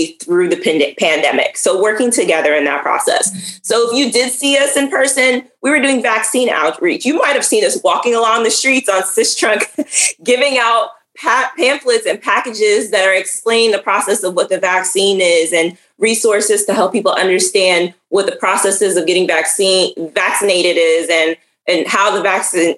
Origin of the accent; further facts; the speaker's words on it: New York City, New York, United States; now in Florida, United States; I'm from Brooklyn, New York